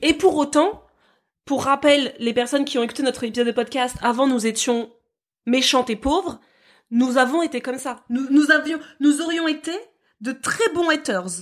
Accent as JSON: {"language": "French", "country": "France", "said": "chez nous en France euh, métropolitaine"}